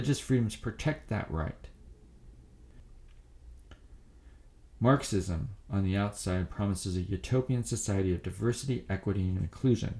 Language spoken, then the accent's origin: English; United States; As an American